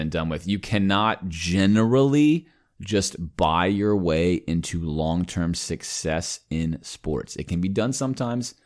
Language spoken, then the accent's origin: English; Miami, Florida, United States; growing up in Miami, where I was a Dolphins fan